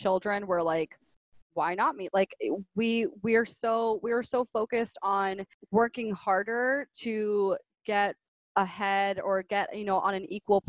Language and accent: English; Miami, Florida, United States; also born or lived in Gainesville; I was born and raised in Miami.